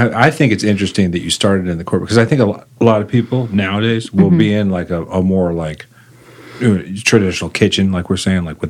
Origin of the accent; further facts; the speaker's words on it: Texas, United States; So it's eighth generation Texan